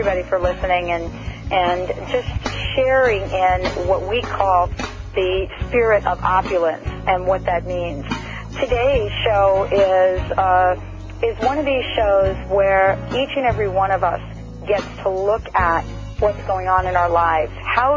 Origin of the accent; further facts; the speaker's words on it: New Jersey, United States; I'm very familiar with Woodbridge since I grew up in the New Jersey area